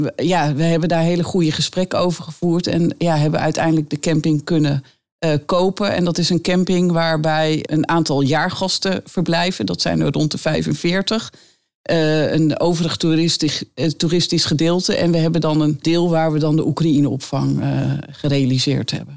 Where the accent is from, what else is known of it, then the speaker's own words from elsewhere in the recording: Netherlands; wij normaal als Nederlanders leven